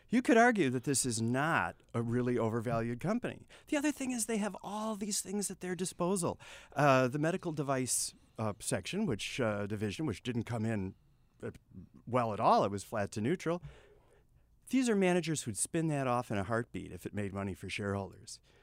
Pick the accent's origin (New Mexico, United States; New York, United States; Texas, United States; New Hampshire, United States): Texas, United States; I'm Texan.